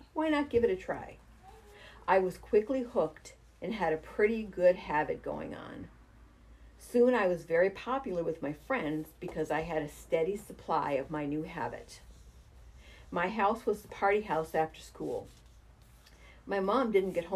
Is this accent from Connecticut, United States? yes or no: no; Springfield, Massachusetts, United States; also born or lived in Chicopee, Massachusetts / Monson, Massachusetts / Palmer, Massachusetts; I grew up in Springfield in a housing complex with lots of duplexes and triplexes